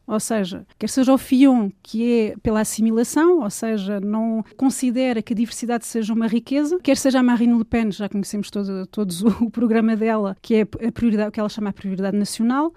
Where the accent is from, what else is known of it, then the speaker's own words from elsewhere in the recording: Lisbon, Portugal; moved away as an adult; now in France; nasci em Portugal e o meu pai era cabo-verdiano